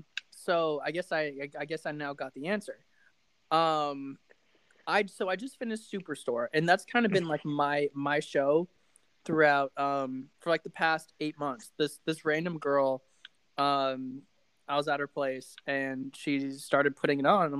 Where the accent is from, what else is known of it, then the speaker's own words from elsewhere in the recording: Las Vegas, Nevada, United States; moved away; I'm from Vegas and like I grew up a big Knights fan.